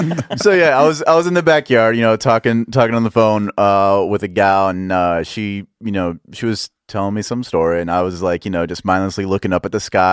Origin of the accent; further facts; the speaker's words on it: Dallas, Texas, United States; Dallas, Texas.